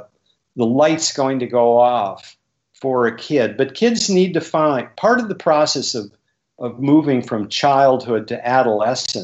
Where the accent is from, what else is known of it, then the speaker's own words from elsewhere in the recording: Bismarck, North Dakota, United States; I grew up in Bismarck, North Dakota